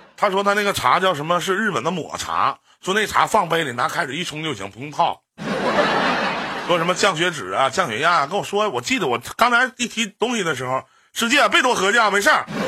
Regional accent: Northeast China, China; also born or lived in Beijing; 我们东北

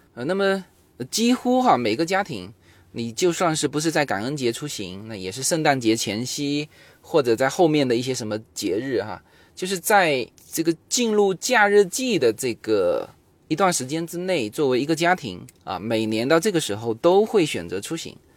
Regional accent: Fuzhou, Fujian, China; now in United States; 我们福州话，因为福州话是古汉语嘛

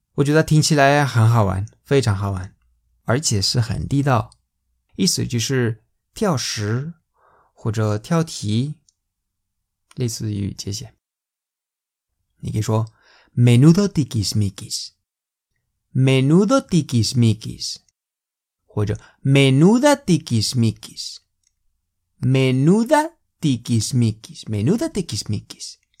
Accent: Valencian Community, Spain; Chinese is a second language; moved away; 这是在我家乡， 这是巴连西亚

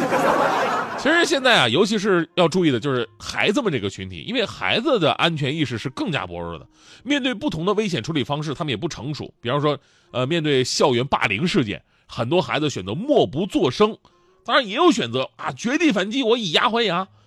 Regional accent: Changchun, Jilin, China; 我上初中那会儿，就是在我们长春那边儿

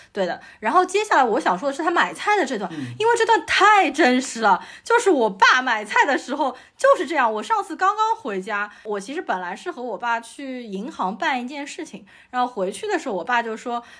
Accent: Shanghai, China; 我从小就是在市中心静安区长大的

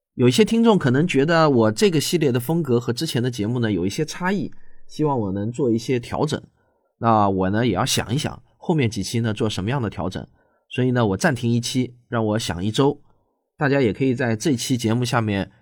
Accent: China; 我们内地呢，通常称自己的配偶为爱人

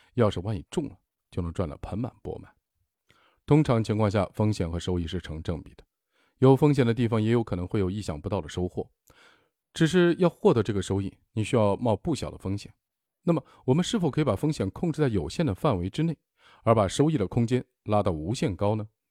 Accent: China; 我们中国人

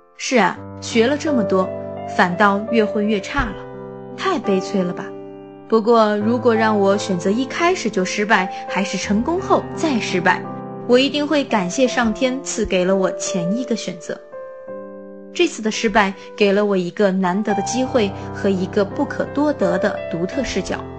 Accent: Guilin, Guangxi, China; 在我的家乡桂林

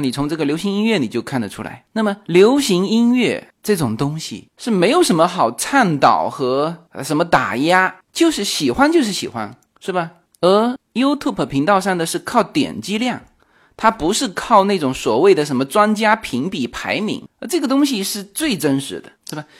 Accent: China; now in United States; 我们中国人的口味也是在不断变化中的

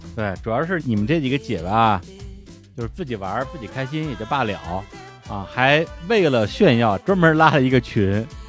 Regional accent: China; 就我一个中国人

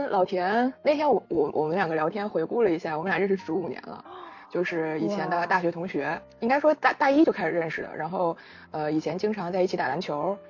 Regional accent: Hulunbuir, Inner Mongolia, China; accent: Northeastern (Dongbei); moved away; 我家是呼伦贝尔的

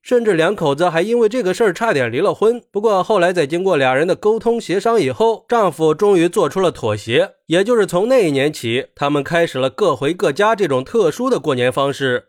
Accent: China; 我们中国人

